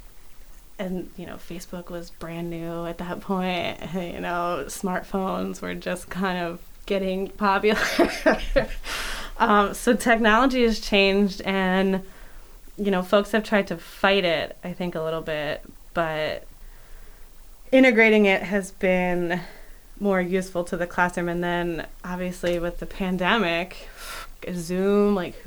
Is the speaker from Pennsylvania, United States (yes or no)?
yes; Philadelphia, Pennsylvania, United States; moved away as an adult; now in York, United States; I grew up in Philadelphia